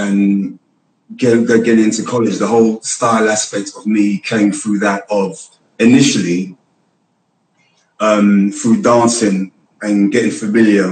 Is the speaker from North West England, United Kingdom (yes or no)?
no; London, United Kingdom; I was raised in Hackney